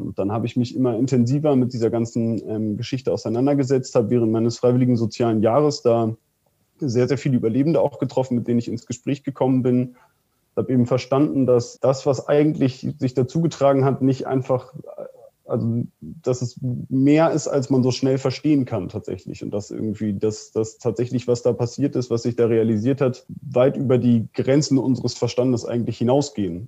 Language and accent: German; Soltau, Lower Saxony, Germany; aus meiner Heimatstadt in Soltau